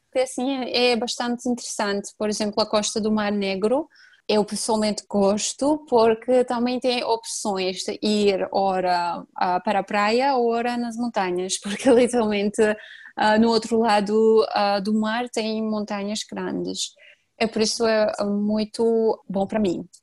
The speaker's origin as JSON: {"language": "Portuguese", "country": "Georgia", "first_language": "Georgian", "second_language": "Portuguese", "said": "a nossa língua é bem complicada para os estrangeiros"}